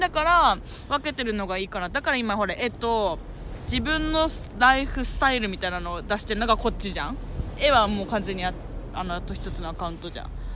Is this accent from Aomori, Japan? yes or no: no; Urasoe, Okinawa, Japan; 浦添出身だからね。浦添にいたんだけど、今まで。